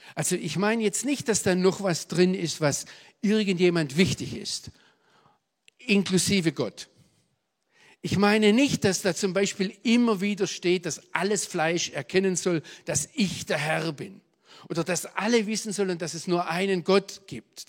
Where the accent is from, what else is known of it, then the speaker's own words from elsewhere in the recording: Swabia, Baden-Württemberg, Germany; accent: Swabian; moved away; also born or lived in Israel; bis heute hören Amerikaner, wenn ich auf Englisch predige, dass ich ein Schwab bin